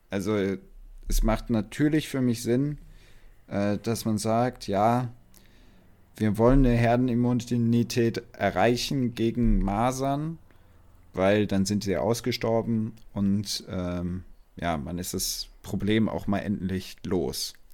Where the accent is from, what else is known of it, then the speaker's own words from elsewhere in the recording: Portugal; weil ich bin aus Portugal, wie du, wie du ja weißt, der Rest aber nicht